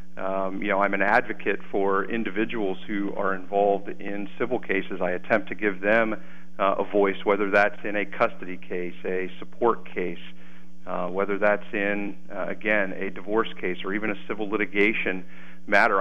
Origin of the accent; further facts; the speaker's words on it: Lewisburg, Pennsylvania, United States; also born or lived in Selinsgrove, Pennsylvania / Kelly Township, Pennsylvania; I'm born and raised in Lewisburg